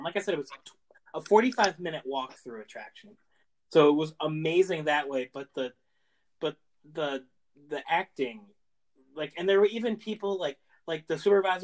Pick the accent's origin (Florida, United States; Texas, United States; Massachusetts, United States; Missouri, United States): Massachusetts, United States; where I grew up in Massachusetts